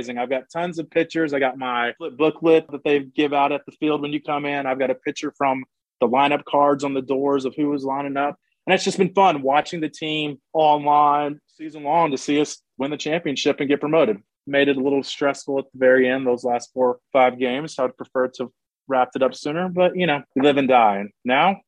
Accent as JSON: {"language": "English", "town": "Atlanta", "region": "Georgia", "country": "United States", "said": "I'm from Atlanta, Georgia"}